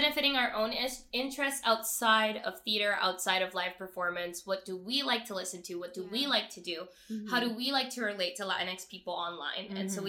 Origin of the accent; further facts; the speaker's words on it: Venezuela; moved away; but seeing as like I came from Venezuela, I thought of myself as Venezuelan first, and it wasn't until I moved here that people were like, what is that?